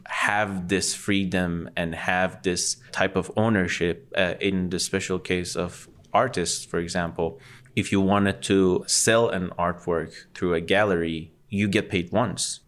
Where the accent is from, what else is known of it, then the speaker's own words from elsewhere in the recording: Tehran, Tehran Province, Iran; being born and raised in Ecbatane